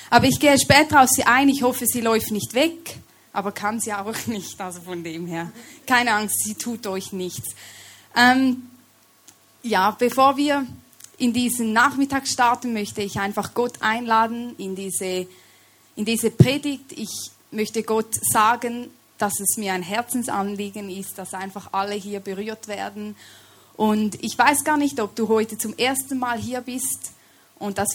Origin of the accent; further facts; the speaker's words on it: Switzerland; accent: Swiss; Ich komme aus der Schweiz, deshalb sorry, wenn ihr mich nicht immer versteht oder wenn ich meinen Schweizer Akzent hier etwas reinbringe.